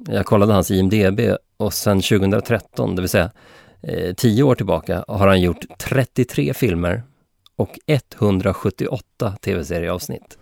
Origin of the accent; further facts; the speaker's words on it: Sweden; mig som svensk